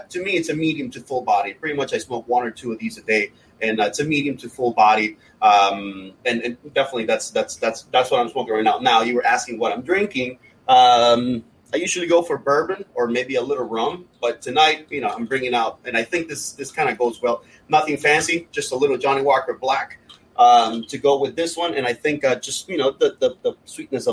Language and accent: English; Honduras; moved away; also born or lived in Miami, United States; I'm from Honduras.